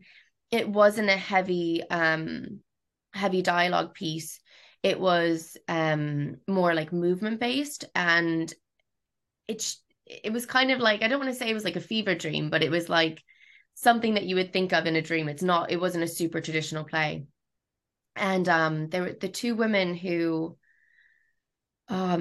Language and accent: English; Jefferson Hills, Pennsylvania, United States; moved away as an adult; also born or lived in Ireland / Australia; now in London, United Kingdom; home for me isn't necessarily like where I grew up